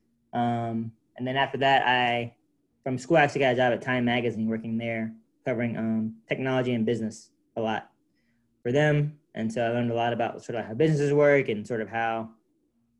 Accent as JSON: {"language": "English", "region": "Alabama", "country": "United States", "moved": "yes", "said": "I'm from Alabama"}